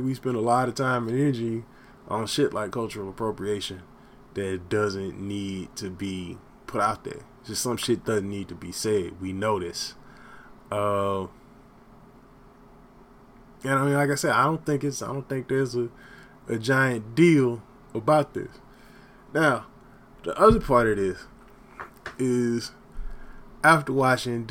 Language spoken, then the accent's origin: English; Texas, United States; also born or lived in Los Angeles, California; now in Austin, United States; I was born in Los Angeles, raised in Texas